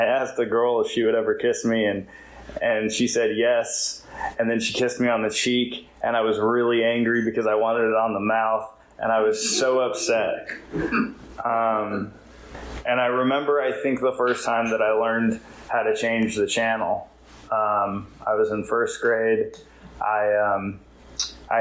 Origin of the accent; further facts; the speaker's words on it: California, United States; now in Wilmington, United States; I live in Wilmington. I'm from California